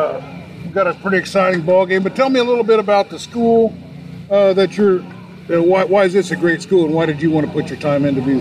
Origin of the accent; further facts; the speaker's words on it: Richland, Iowa, United States; I'm from Richland, so I'm really familiar with Keota.